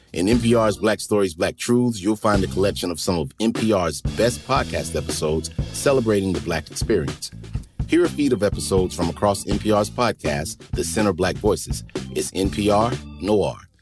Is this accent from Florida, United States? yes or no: no; North Carolina, United States; I'm from North Carolina